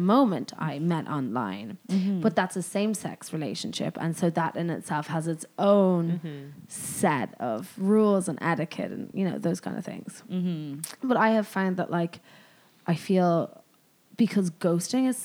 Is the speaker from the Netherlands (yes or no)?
no; Ireland; I'm the Irish one.